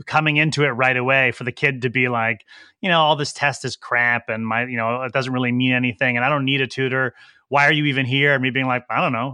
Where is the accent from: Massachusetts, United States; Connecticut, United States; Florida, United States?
Connecticut, United States; Woodbridge; also born or lived in New Haven, Connecticut; I was born in New Haven, Connecticut, um, and lived in a suburb, uh, of New Haven called Woodbridge my entire pre-adult life.